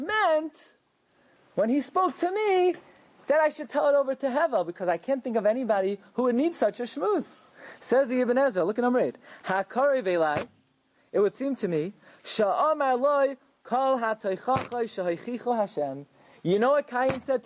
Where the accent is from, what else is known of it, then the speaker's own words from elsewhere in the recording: New York City, New York, United States; I grew up in Agudas Yisrael Beis Binyamin in Flatbush.